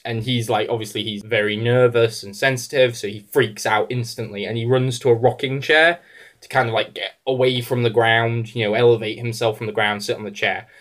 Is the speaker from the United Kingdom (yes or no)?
yes; England, United Kingdom; as an English person